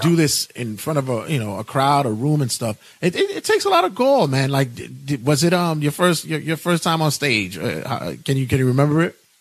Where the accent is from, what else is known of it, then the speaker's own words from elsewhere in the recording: New York City, New York, United States; now in Ridgewood, Queens, United States; I'm originally from Brooklyn